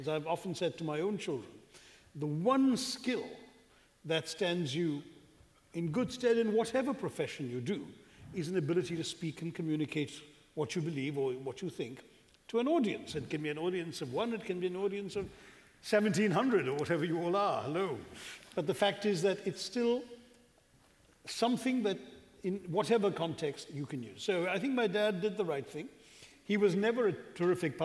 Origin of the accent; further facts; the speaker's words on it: India; also born or lived in London; I was born in London. But then we went back to India when I was about 2.5, and I grew up all over India